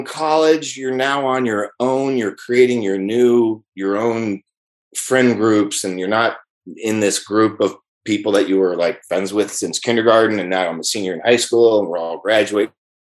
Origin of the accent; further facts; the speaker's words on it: Moraga, California, United States; also born or lived in San Francisco; about 6 weeks of age, I was home with my parents in Moraga, California, East Bay. And from there, I, you know, had a wonderful, loving family.